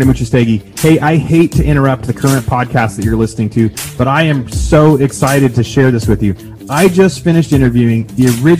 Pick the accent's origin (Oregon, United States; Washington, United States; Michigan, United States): Oregon, United States; also born or lived in Northern California; now in Austin, Texas, United States; growing up in Oregon, we saw all four.